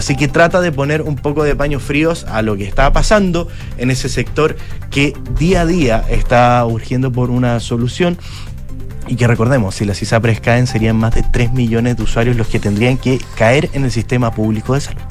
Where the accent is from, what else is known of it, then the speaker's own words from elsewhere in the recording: Chile; acá en nuestro país